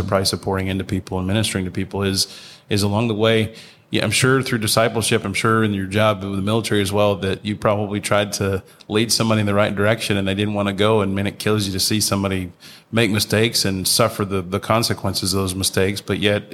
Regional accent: Chattanooga, Tennessee, United States; I'm from Chattanooga, the buckle of the Bible Belt

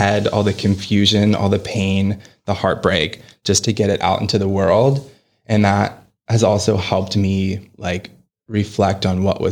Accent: Pittsburgh, Pennsylvania, United States; now in New York, United States; I'm an actor born and raised in Pittsburgh, now living in New York, kind of balancing between the two.

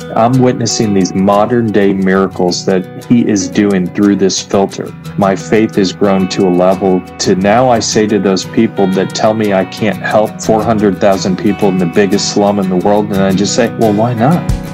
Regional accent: United States; I'm an American

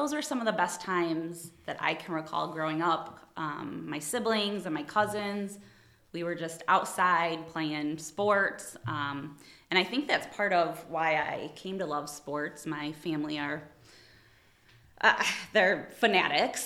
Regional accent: Toledo, Ohio, United States; I grew up in Toledo, Ohio. I was born and raised.

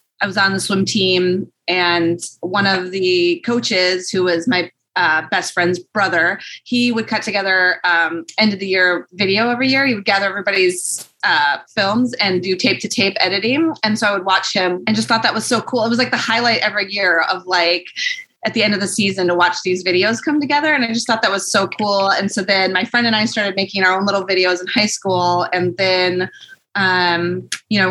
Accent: Michigan, United States; I'm from there

